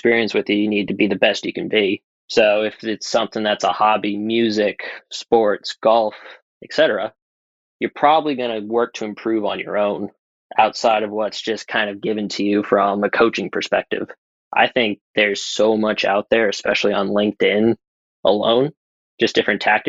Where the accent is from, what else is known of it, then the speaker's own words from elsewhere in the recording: New England, United States; moved away as an adult; also born or lived in San Francisco; growing up around New England